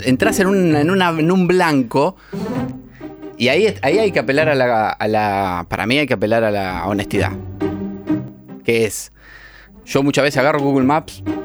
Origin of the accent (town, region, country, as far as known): Pergamino, Buenos Aires Province, Argentina; now in Buenos Aires, Argentina